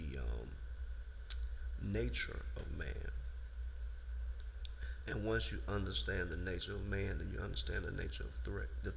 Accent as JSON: {"language": "English", "region": "the South", "country": "United States", "said": "we're from the South"}